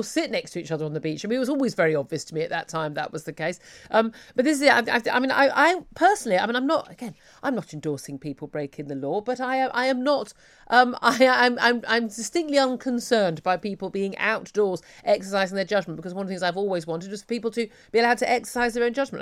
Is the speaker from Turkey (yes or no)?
no; United Kingdom; we're British